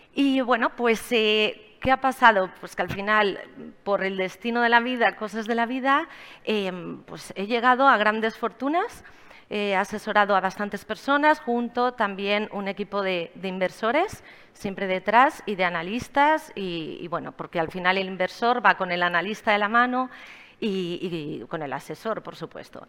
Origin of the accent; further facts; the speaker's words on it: Barcelona, Catalonia, Spain; moved away as an adult; also born or lived in Miami; soy de Barcelona